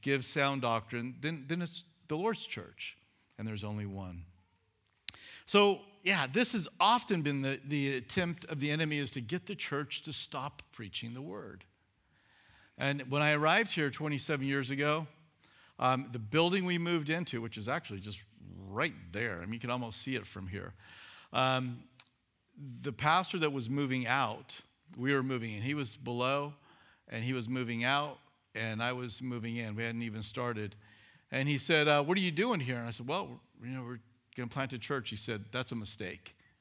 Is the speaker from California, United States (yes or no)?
yes; California, United States; moved away as an adult; I was twenty-seven, I was from California